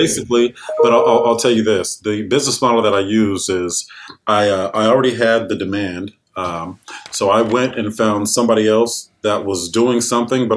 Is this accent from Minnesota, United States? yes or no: no; San Jose, California, United States; I was born in San Jose, California